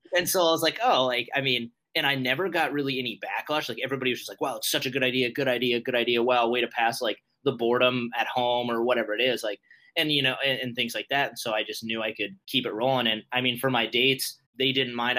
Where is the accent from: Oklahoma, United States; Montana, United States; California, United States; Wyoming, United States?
Montana, United States; moved away as an adult; also born or lived in Fargo, North Dakota; I'm 24 years old and I'm from Montana.